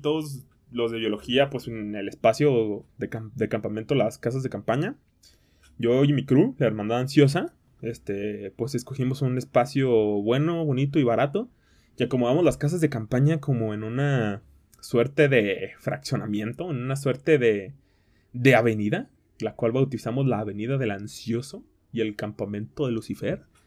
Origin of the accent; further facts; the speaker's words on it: Tequila, Jalisco, Mexico; moved away; mi tierra, a mi querida tierra de Tequila, Jalisco